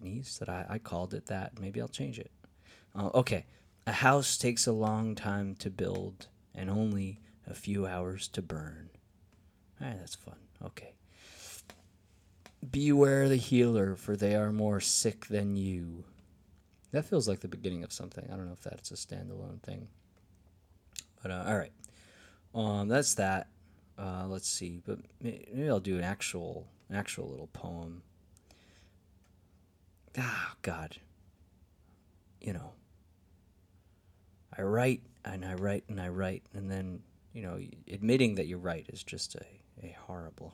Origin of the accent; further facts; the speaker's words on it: New York, United States; now in Nashville, United States; Woodstock, of the 1969 Woodstock Folk Festival that made my little tiny hometown kind of famous.